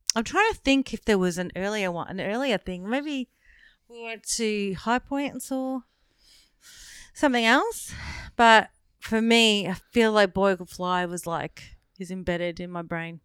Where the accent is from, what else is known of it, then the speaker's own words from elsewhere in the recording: Werribee, Victoria, Australia; I grew up in Werribee